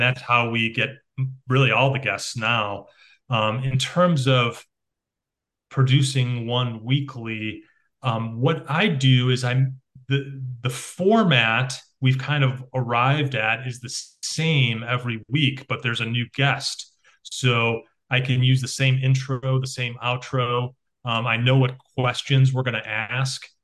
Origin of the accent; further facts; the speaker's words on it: Chicago, Illinois, United States; growing up in Chicago